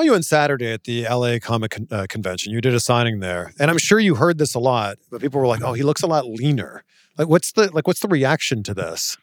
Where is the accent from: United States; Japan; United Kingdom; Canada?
Canada; I'm from Canada